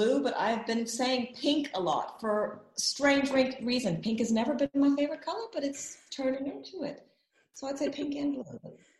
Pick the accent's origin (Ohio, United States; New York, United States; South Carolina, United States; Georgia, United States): Georgia, United States; Atlanta; moved away as an adult; also born or lived in Milwaukee, Wisconsin / Cape Town, South Africa; I was born in Milwaukee, Wisconsin. I grew up, I was only birthed there. I grew up in Atlanta, Georgia. And I would say that I became a woman in Cape Town, South Africa, because I lived there in my 30s.